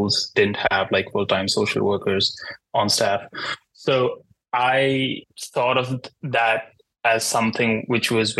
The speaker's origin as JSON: {"language": "English", "country": "India", "moved": "as an adult", "lives_now": "New York City, United States", "said": "I am not a US citizen. I'm from India."}